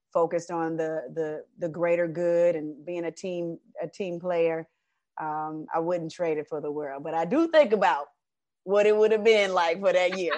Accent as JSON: {"language": "English", "town": "Decatur", "region": "Georgia", "country": "United States", "tie": "born or raised there", "also_born_or_lived": "Atlanta", "said": "I'm a, uh, originally from Atlanta, raised in Decatur, Georgia"}